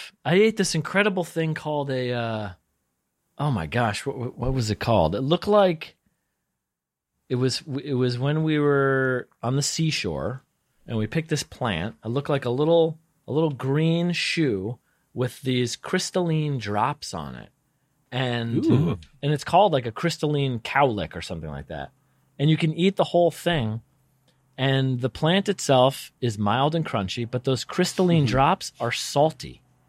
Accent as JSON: {"language": "English", "region": "New Hampshire", "country": "United States", "tie": "born or raised there", "said": "Well, because I grew up in New Hampshire, but my family, my parents are from Brooklyn. So they didn't know anything outdoor."}